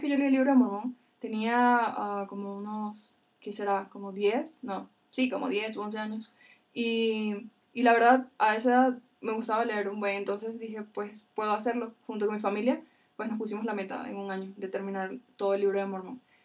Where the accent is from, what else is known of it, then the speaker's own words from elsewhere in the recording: Venezuela; yo soy de Venezuela